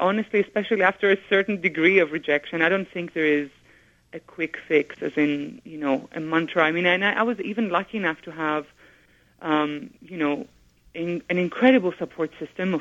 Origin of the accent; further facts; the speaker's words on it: Greece; moved away; also born or lived in England; to be growing up in Greece